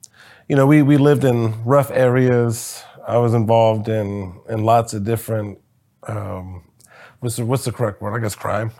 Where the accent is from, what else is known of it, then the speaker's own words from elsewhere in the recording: Springfield, Ohio, United States; born there; also born or lived in Wisconsin / Texas; I was born in Springfield, Ohio, moved to Wisconsin, Texas, Ohio, just kind of all over the place.